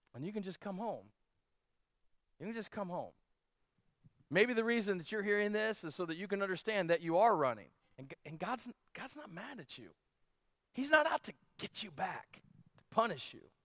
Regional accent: Canton, Ohio, United States; We grew up outside of Canton, Ohio

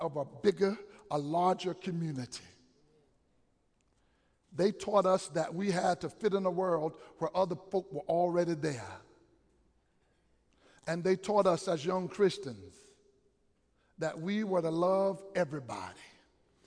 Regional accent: Wilmington, United States; I grew up understanding that in the Wilmington area, the radio station would say, we are men with music and not boys with noise

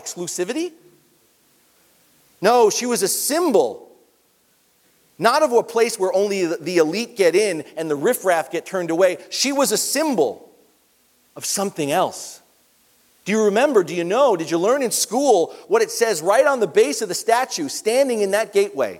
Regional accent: New York, United States; moved away; New York's my hometown

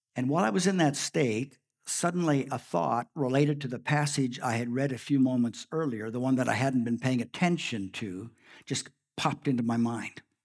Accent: Saskatchewan, Canada; also born or lived in Prince Albert, Saskatchewan; We, both my wife and I grew up in Saskatchewan.

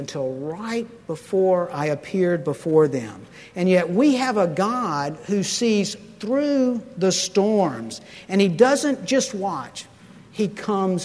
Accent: Pensacola, Florida, United States; I grew up in Pensacola, and there's a huge naval air station there

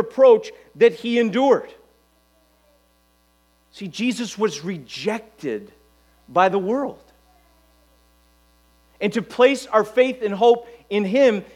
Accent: United States; we as American Christians

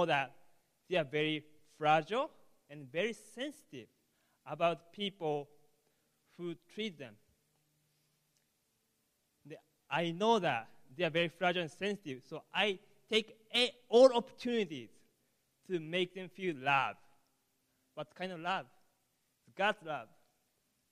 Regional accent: Japan; English is a second language; moved away; I'm from Japan, so sorry about my English

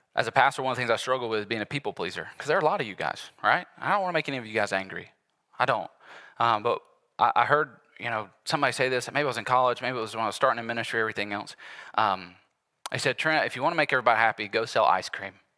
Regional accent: United States; here as American Christians

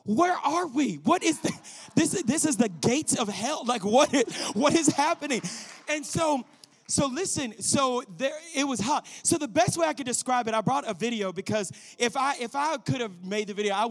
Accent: Louisiana, United States; moved away as an adult; also born or lived in Colorado Springs, Colorado / Arizona; I grew up in Louisiana.

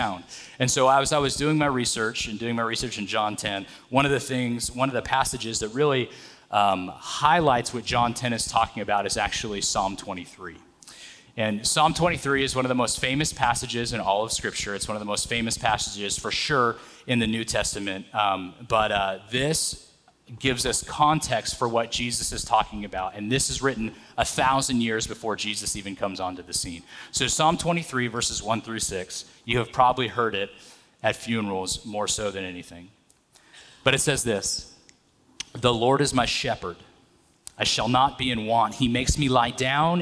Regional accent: Atwater, California, United States; So I grew up in a little farm town, Atwater, California, right up the 99

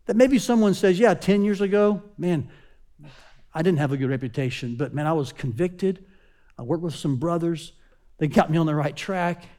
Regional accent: Chattanooga, Tennessee, United States; Growing up in Chattanooga, Tennessee, um, my pastor's name was Doctor Lee Robertson.

